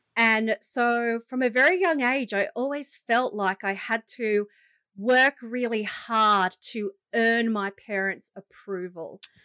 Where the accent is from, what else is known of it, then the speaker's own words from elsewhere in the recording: Shellharbour, New South Wales, Australia; also born or lived in Wollongong; I grew up in, uh, the lovely coastal region of the Illawarra.